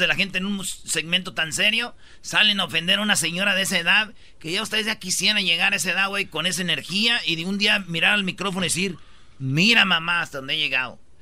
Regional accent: Michoacán, Mexico; moved away; yo soy de Michoacán

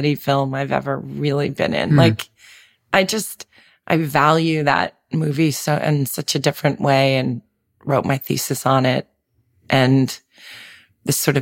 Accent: New York City, New York, United States; growing up in Manhattan, you know, I was a city kid

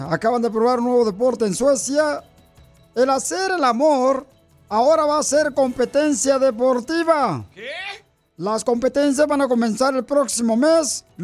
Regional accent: Guanajuato, Mexico; now in Dallas, United States; venimos de Guanajuato a Estados Unidos. A triunfar. Eso, a Dallas, Tejas, paisanos.

